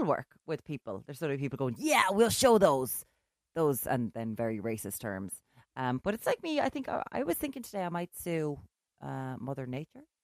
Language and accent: English; Limerick, Munster, Ireland; moved away as an adult; also born or lived in Galway; now in Dublin, Ireland; I'm from Limerick